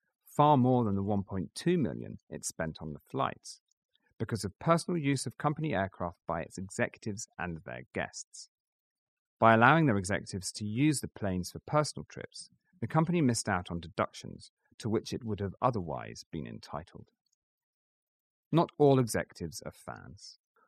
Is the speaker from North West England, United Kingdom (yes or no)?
no; Scotland, United Kingdom; I used to joke with investors that even as a Scotsman, I only wasted my personal money on a jet share, and certainly not the company's.